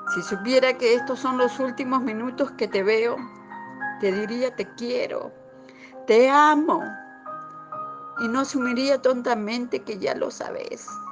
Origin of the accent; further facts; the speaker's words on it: Peru; now in Buenos Aires, Argentina; soy de Perú y radico en Buenos Aires